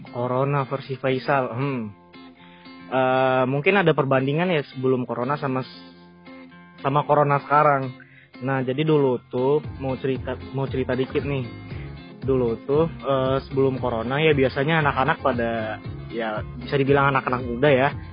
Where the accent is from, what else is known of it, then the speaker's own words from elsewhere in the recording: Padang, West Sumatra, Indonesia; aku kan, eh, asalnya dari Padang. Dan kebetulan juga sekarang, eh, lagi di Padang juga